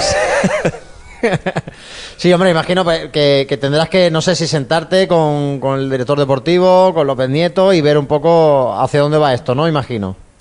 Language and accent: Spanish; Málaga, Andalusia, Spain